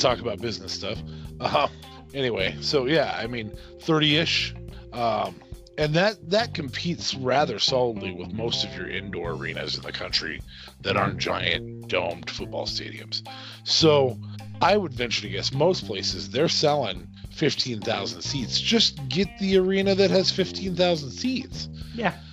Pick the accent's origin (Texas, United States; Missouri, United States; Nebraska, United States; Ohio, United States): Nebraska, United States; we are from Nebraska